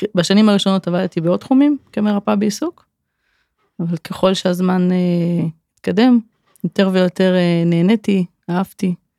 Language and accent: Hebrew; Kfar Saba, Central District, Israel; moved away as an adult; also born or lived in Elah Valley; now in Sarigim, Israel; אני גרה בעמק האלה כבר יותר מעשור, גדלתי בכפר סבא